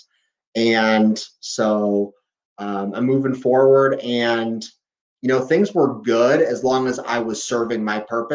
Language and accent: English; Valparaiso, Indiana, United States; I'm from Valparaiso, Indiana, which is right up in the northwest corner, right near Chicago